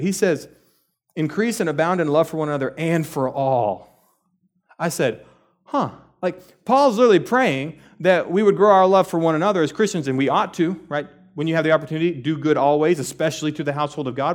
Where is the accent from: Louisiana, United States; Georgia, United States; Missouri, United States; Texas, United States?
Texas, United States; I grew up in Texas, I was born and raised here, and what we know as Texans